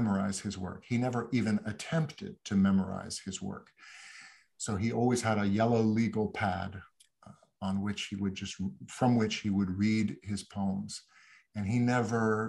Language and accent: English; New York City, New York, United States; I grew up in New York. I said I was I'm a 13th generation New Yorker, so I grew up in this city